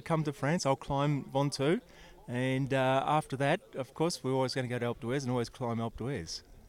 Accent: Hobart, Tasmania, Australia; I'm from Hobart, Tasmania.

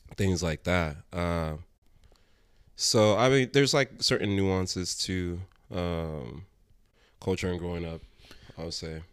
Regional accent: United States; born or raised there

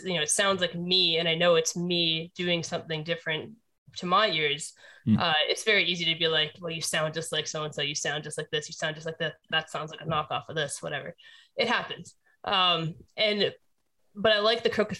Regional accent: Canada; when you grow up in Canada

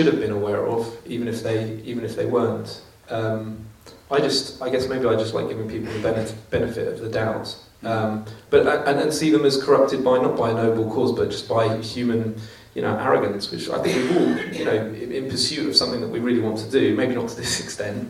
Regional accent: England, United Kingdom; I speak as an Englishman

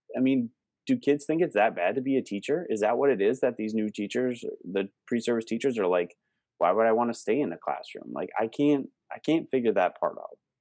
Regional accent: Wisconsin, United States; now in Minnesota, United States; where I grew up in Wisconsin

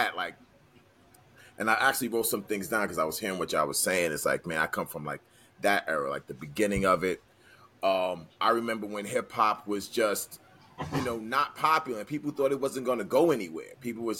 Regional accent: New York City, New York, United States; growing up in New York City

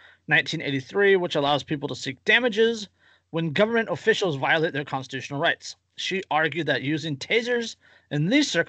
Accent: Central California, United States; I'm from Central California

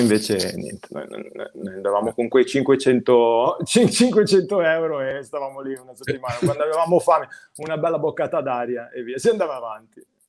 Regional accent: Genoa, Liguria, Italy; moved away as an adult; sono cresciuto a Genova fino a 26 anni, sono stato a Genova

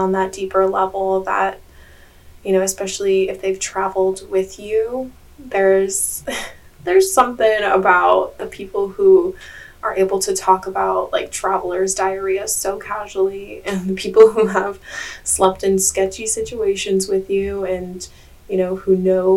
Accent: Hawaii, United States; now in Bali, Indonesia; I actually live in Bali, but I was born and raised in Hawaii

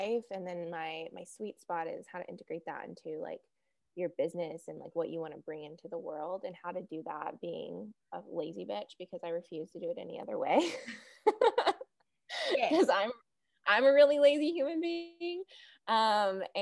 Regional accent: the South, United States; accent: Southern; I live in the States. In the South, I'm sure you can tell from my accent.

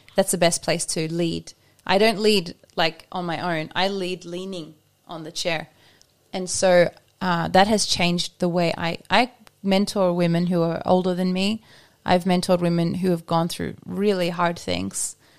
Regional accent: Australia; now in Norway; I'm Australian

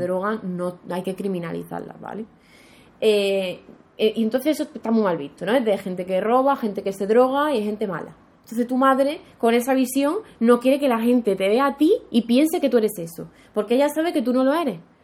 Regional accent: Andalusia, Spain; yo quiero vivir en Andalucía, porque Andalucía es mi tierra

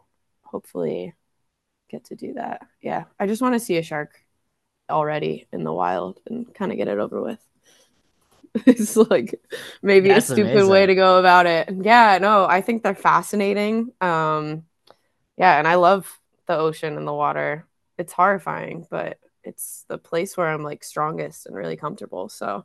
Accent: Allentown, Pennsylvania, United States; also born or lived in Hawaii / Texas; Yeah, but I was born in Hawaii. We only lived there like a couple months and then in Texas for a bit where my one brother was born. And then we moved to Allentown because it's easier for my dad to fly out of Newark.

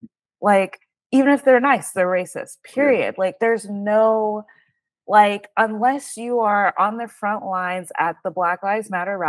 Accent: Jamaica; I always felt like I couldn't relate to African Americans because I'm Jamaican, and it's night and day the way that we're brought up.

